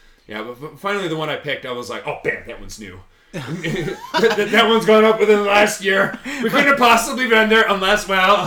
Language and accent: English; Chicago, Illinois, United States; now in Japan; I was from Chicago